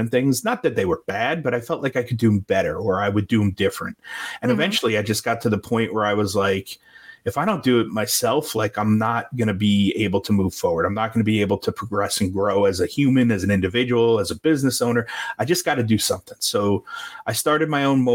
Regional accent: New York, United States; moved away; I'm from New York originally

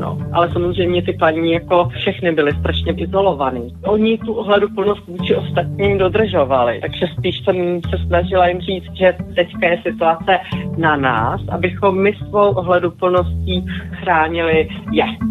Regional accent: Prague, Czechia; jsem z Prahy.

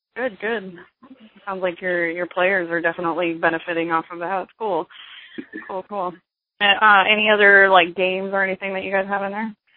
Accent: Grand Junction, Colorado, United States; moved away; I'm actually originally from Colorado. I was born and raised in Grand Junction

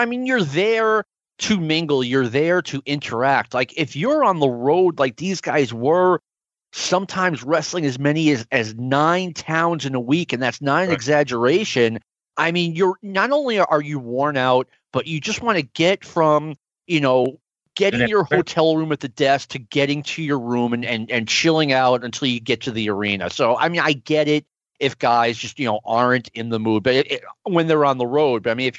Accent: North Attleboro, Massachusetts, United States; I'm really from North Attleboro.

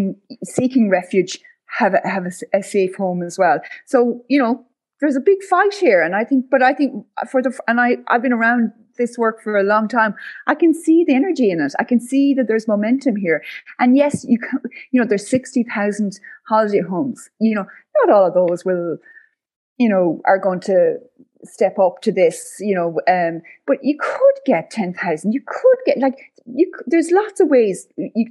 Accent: West Clare, Munster, Ireland; now in West Cork, Ireland; I come from West Clare, surrounded by, again, holiday homes

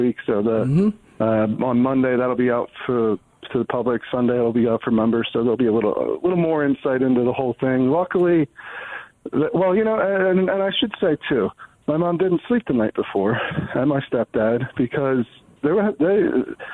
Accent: Downingtown, Pennsylvania, United States; I'm from Chester County, Pennsylvania. I grew up in Downingtown

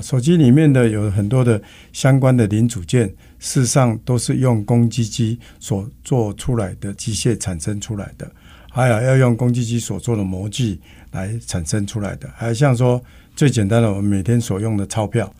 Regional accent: Taiwan; 我们台湾人

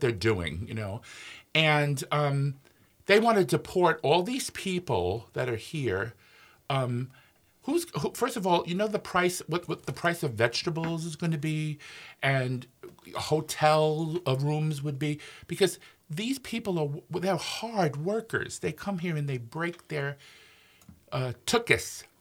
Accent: New York, United States; now in Minnesota, United States; I'm from New York, but I never heard it in New York

